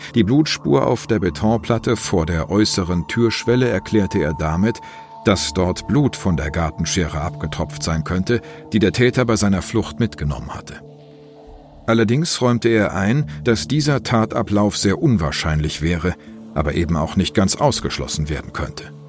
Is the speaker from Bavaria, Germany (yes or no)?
no; Bonn, North Rhine-Westphalia, Germany; moved away; in meiner alten Heimatstadt Bonn